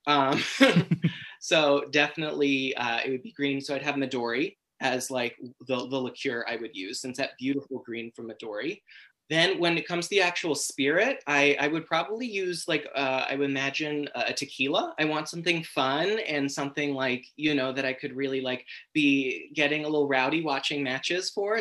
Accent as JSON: {"language": "English", "country": "United States", "also_born_or_lived": "Europe", "said": "as an American."}